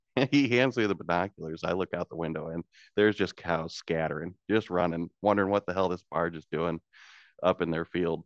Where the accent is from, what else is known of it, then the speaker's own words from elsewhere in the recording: Washington, Illinois, United States; also born or lived in Peoria, Illinois; I was born in Peoria, Illinois. I grew up in Washington, Illinois, which is across the river from Peoria